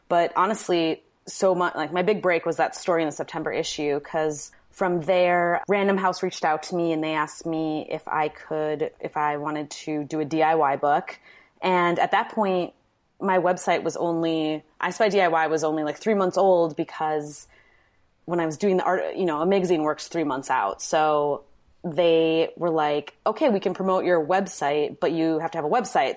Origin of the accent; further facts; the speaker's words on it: Manitowoc, Wisconsin, United States; moved away as an adult; also born or lived in New York; now in Milwaukee, United States; I'm from Wisconsin, Manitowoc, Wisconsin, which is now kind of an infamous city, but I wanted to get out of it pretty much forever.